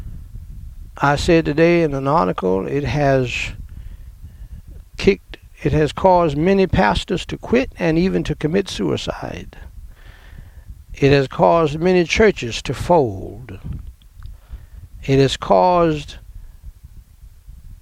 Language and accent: English; New York City, New York, United States; growing up in Brooklyn, New York